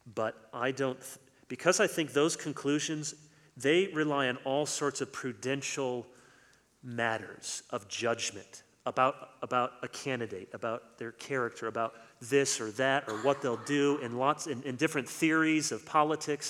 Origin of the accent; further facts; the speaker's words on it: United States; also born or lived in East Lansing, Michigan; I'm just giving you my opinion as an American citizen